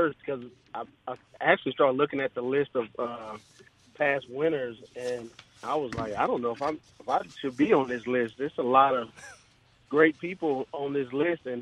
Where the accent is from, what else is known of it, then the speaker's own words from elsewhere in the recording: Hattiesburg, Mississippi, United States; also born or lived in Gulfport, Mississippi; I'm originally from Gulfport, but I grew up in Hattiesburg. My dad, my family, we moved to Hattiesburg when I was in the third grade.